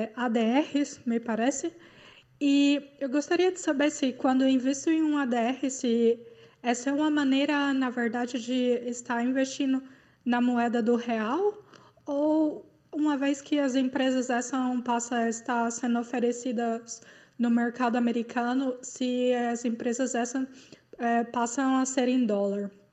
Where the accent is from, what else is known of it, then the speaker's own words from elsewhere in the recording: Goiânia, Goiás, Brazil; moved away as an adult; now in Karlsruhe, Germany; sou de Goiânia e atualmente vivendo em Karlsruhe, na Alemanha